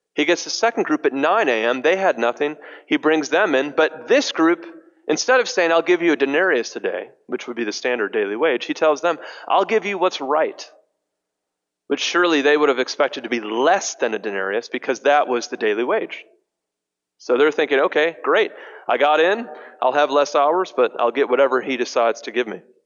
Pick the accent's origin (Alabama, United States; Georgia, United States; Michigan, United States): Michigan, United States; Detroit; I'm from Detroit